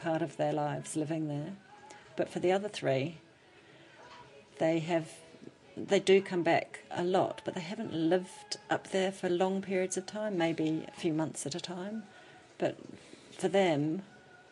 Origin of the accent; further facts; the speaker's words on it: England, United Kingdom; now in New Zealand; as an English person we do things traditionally